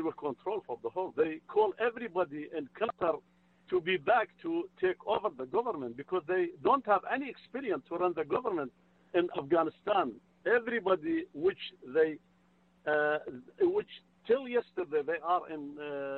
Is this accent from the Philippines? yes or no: no; Iraq; now in United States; I am from Middle East. My back home is Iraq. I am Christian, Assyrian